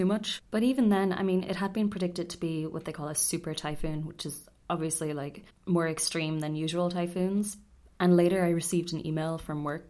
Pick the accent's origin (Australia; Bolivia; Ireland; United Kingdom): Ireland; moved away as an adult; now in Tokyo, Japan; Growing up in Ireland